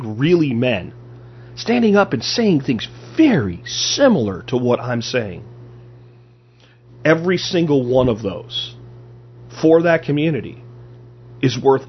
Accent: Pennsylvania, United States; also born or lived in New Jersey / Florida; now in Texas, United States; even though I was born in Jersey and grew up in Pennsylvania and Florida, I've lived here

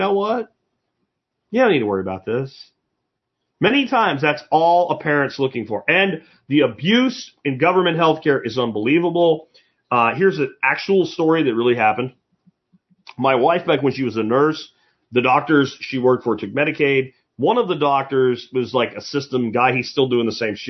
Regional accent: Pottsville, Pennsylvania, United States; moved away; also born or lived in Minersville, Pennsylvania; where I grew up in Pottsville and Minersville, Pennsylvania, Schuylkill County

